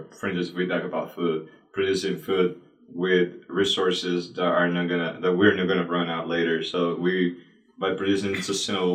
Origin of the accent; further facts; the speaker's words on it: Panama; now in United States; I'm from Panama.